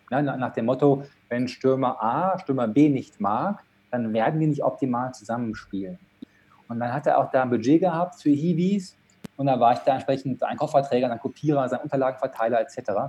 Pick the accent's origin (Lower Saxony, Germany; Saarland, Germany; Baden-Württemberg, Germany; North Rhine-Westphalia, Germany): North Rhine-Westphalia, Germany; Dortmund; born there; ich bin in Dortmund geboren und habe das auch das Glück gehabt, in Dortmund studieren zu dürfen.